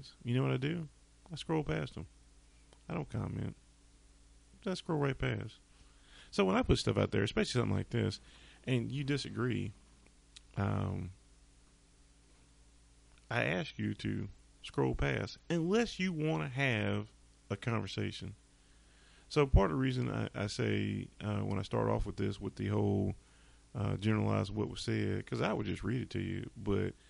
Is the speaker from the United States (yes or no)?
yes; North Carolina, United States; I'm from North Carolina